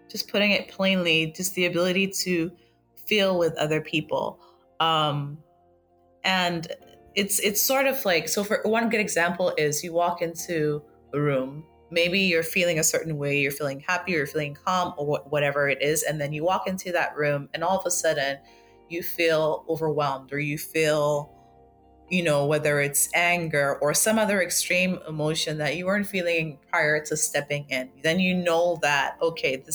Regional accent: Lagos, Nigeria; also born or lived in Accra, Ghana; I was born in Lagos, and I uh, kind of grew up between. I feel like I, I can say that I grew up between Lagos and Accra because I'm from both

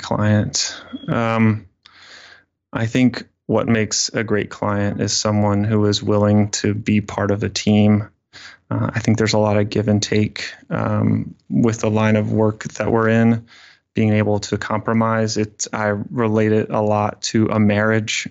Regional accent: Fairhope, Alabama, United States; I grew up in Southern Alabama. Um, very small town called Fairhope

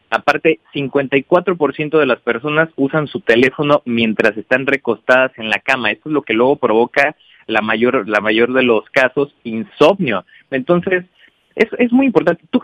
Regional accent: Irapuato, Guanajuato, Mexico; Irapuato, Guanajuato, que es la ciudad de donde vengo y que estoy orgulloso de donde, de donde salimos todos.

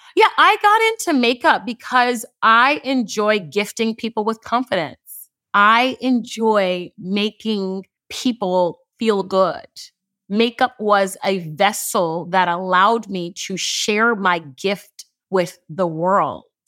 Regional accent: Houston, Texas, United States; I am from Houston, Texas, but I'm first generation. My parents immigrated here from Nigeria

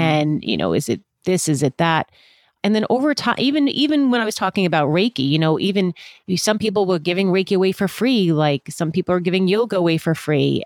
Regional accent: Virginia, United States; also born or lived in Washington, D.C.; I was born in Washington, D C, but we lived in Virginia.

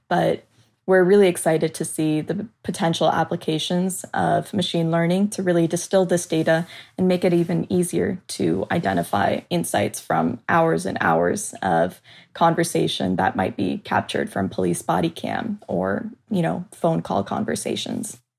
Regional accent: Southern California, United States; moved away as an adult; also born or lived in Chicago; I moved from my hometown in Southern California to attend school in the city of Chicago

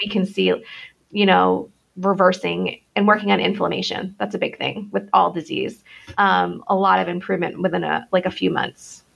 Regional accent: Connecticut, United States; moved away as an adult; also born or lived in Rhode Island / Boston / Manhattan / Florida; I was born in Connecticut. I grew up between there and Rhode Island

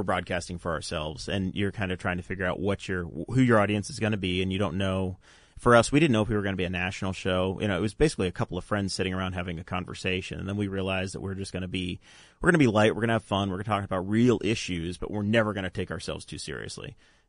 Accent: Massena, New York, United States; I grew up in Messina, New York

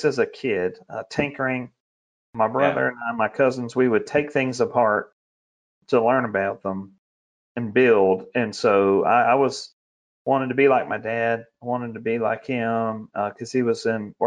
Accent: West Monroe, Louisiana, United States; I grew up in the hills and the hollows of North Louisiana, the swamps, red clay and pine trees near West Monroe.

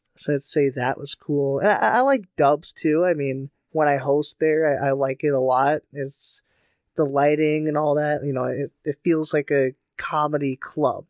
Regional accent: Faribault, Minnesota, United States; my hometown, Faribault

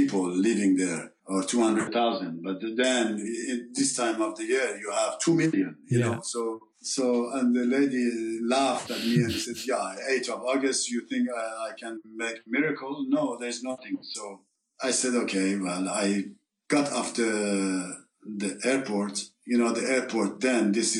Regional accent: Tehran, Tehran Province, Iran; English is a second language; moved away as an adult; now in France

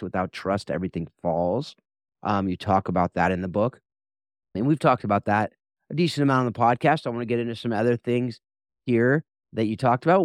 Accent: Mission Viejo, California, United States; I grew up in Mission Viejo, so it's right there in its, in the backyard.

